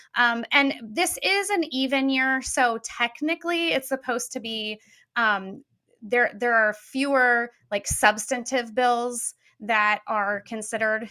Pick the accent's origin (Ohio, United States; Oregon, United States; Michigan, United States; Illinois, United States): Illinois, United States; Peoria; I'm from Peoria originally